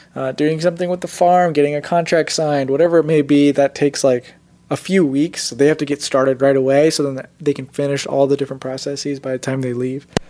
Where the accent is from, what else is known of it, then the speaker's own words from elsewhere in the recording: Indiana, United States; also born or lived in Gujarat, India; I was born in India, came to America when I was about three years old, and then um, kind of just lived in Indiana my entire life after that.